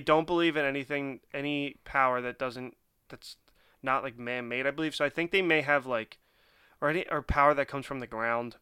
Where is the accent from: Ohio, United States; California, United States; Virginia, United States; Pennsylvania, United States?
Pennsylvania, United States; Philadelphia; I am born and raised in Philly and just recently moved out of Philly.